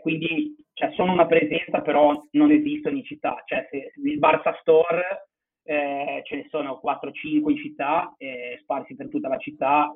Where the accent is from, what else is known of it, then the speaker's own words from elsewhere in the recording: Genoa, Liguria, Italy; now in Barcelona, Spain; di Genova